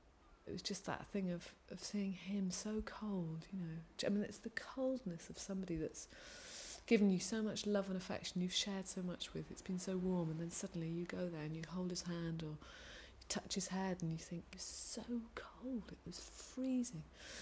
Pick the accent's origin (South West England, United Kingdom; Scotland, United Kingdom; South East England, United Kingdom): South West England, United Kingdom; Torquay; moved away; it was the bay where I'd grown up as a child. I grew up in Torbay